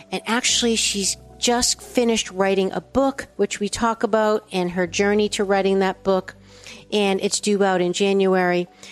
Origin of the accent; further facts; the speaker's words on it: East Coast, United States; I'm from the East Coast